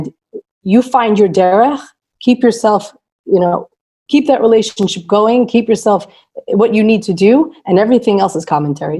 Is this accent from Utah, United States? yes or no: no; Lakewood, New Jersey, United States; I grew up in Lakewood, New Jersey